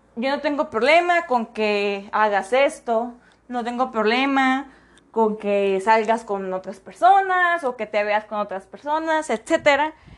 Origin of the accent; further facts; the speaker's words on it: Mexico; Como buen mexicano